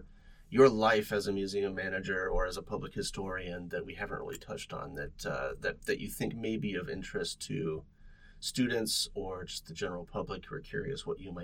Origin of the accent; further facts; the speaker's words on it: California, United States; moved away; I'm from California originally. I bought my first house in California, and that house was built in the 1950s.